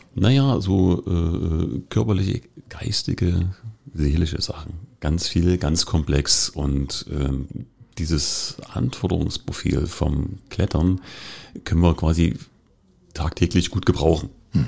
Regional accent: Dresden, Saxony, Germany; moved away as an adult; now in Cottbus, Germany; Ich bin in Dresden groß geworden

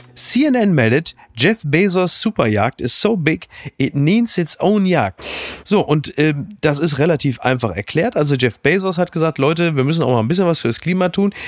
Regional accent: Ruhr area, North Rhine-Westphalia, Germany; Ich komme aus dem Ruhrgebiet.

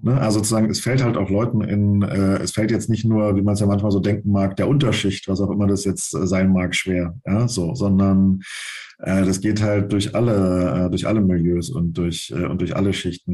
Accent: Brandenburg, Germany; moved away; nochmal nach Brandenburg, allerdings nicht dahin, wo ich aufgewachsen bin, sondern woanders hin

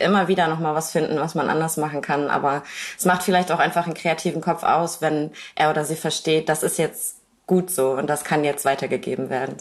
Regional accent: Kiel, Schleswig-Holstein, Germany; meiner Heimatstadt Kiel

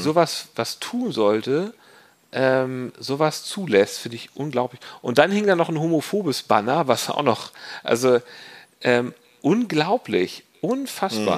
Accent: Hamburg, Germany; als Hamburger

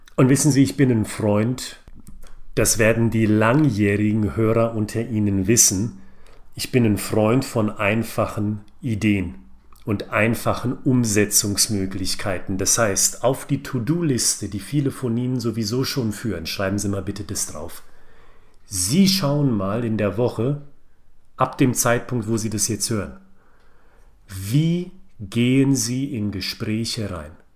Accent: Frankfurt am Main, Hesse, Germany; ich bin ein Frankfurter Bub

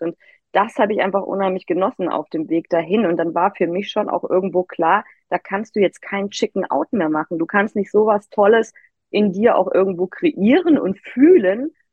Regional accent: Immenstaad am Bodensee, Baden-Württemberg, Germany; moved away as an adult; also born or lived in Hamburg; von Hamburg wieder in mein Heimatdorf im Immenstadt am Bodensee gezogen

